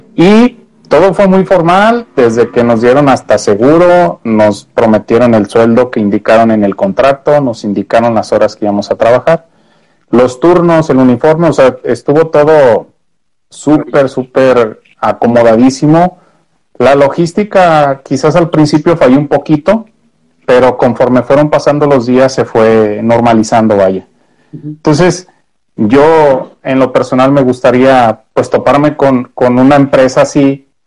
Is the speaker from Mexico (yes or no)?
yes; Mexico; los mexicanos somos una joyita